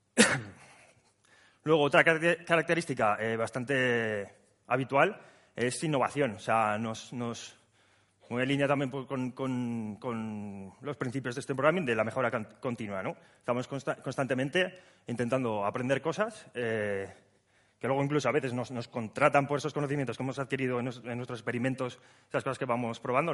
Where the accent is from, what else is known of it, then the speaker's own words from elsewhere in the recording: Huesca, Aragon, Spain; now in Zaragoza, Spain; que estamos en Zaragoza, pero yo soy de Huesca